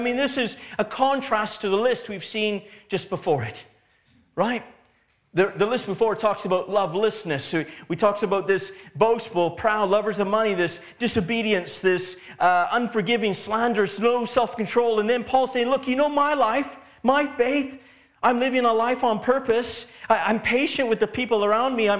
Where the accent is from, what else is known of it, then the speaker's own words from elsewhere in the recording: Canada; now in England; I grew up in Canada, and in Canada, it's not illegal to be a believer